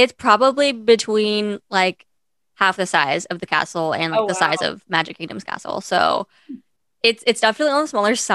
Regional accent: the Bay Area, California, United States; I actually was born and raised in California, so I lived in the Bay Area

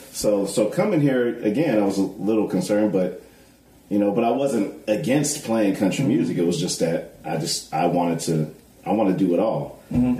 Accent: California, United States; moved away; I grew up in California

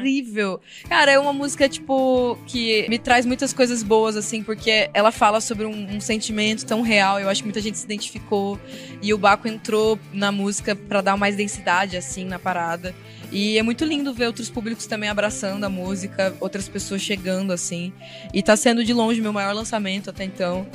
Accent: interior of Paraná, Brazil; Eu sou do interior do Paraná, cresci ouvindo sertanejo com o meu avô

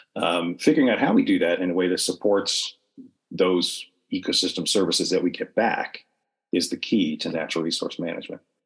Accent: New York, United States; now in Oklahoma, United States; I'm from New York, and I'm in Oklahoma

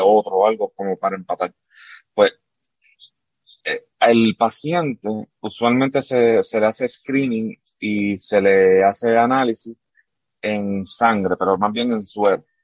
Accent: Arecibo, Puerto Rico; moved away; also born or lived in Camuy, Puerto Rico; yo soy de Camuy, de Camuy, Puerto Rico allá, y pero me crié, como quien dice, en, en Arecibo porque estudié allá

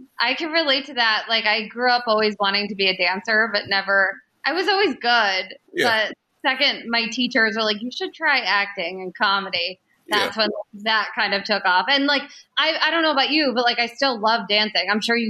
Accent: New Jersey, United States; growing up in Jersey, because I grew up a Giants fan.

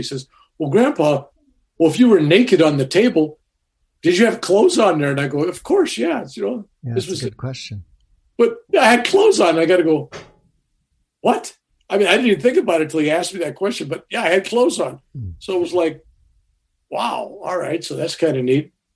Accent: San Francisco, California, United States; I was born in San Francisco on March 16th, 1946

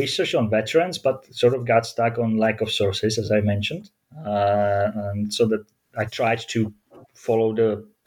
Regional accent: Olomouc, Olomouc Region, Czechia; my hometown of Olomouc

